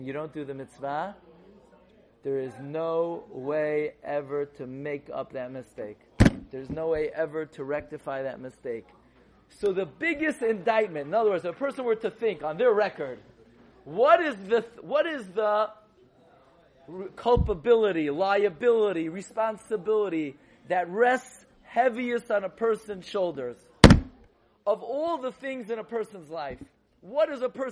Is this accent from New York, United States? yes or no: yes; New York City, New York, United States; I grew up in Flatbush